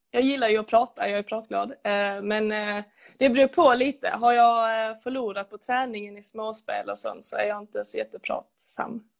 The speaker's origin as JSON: {"language": "Swedish", "town": "Lödde", "region": "Skåne", "country": "Sweden", "moved": "as an adult", "lives_now": "Lund, Sweden", "said": "jag är från Lödde från början"}